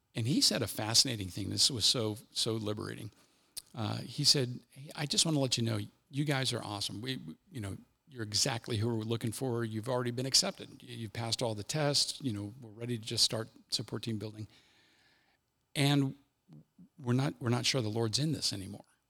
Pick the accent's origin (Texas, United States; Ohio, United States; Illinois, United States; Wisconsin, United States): Ohio, United States; Cincinnati; I'm from Cincinnati, this is my major